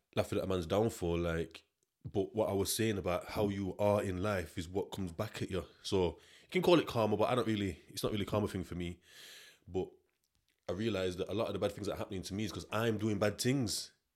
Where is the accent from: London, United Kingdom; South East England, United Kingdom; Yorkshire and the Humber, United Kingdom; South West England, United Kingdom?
Yorkshire and the Humber, United Kingdom; I'm from South